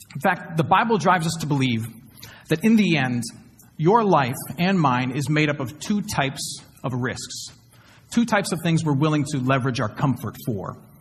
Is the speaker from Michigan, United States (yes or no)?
yes; Flint, Michigan, United States; now in Houston, United States; my hometown of Flint, Michigan